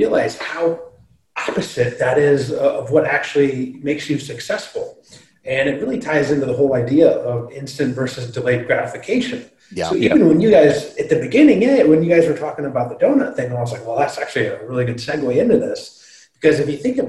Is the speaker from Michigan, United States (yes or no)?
yes; Michigan, United States; I'm from Michigan